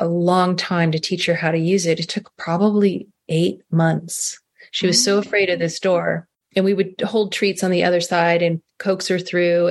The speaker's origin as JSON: {"language": "English", "town": "Carmel Valley", "region": "California", "country": "United States", "tie": "born or raised there", "moved": "as an adult", "said": "We moved back to my hometown in Carmel Valley"}